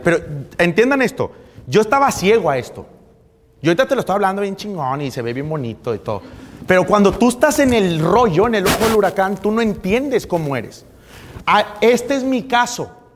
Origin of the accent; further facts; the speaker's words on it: Monterrey, Nuevo León, Mexico; moved away as an adult; now in Cancún, Mexico; Yo soy de Monterrey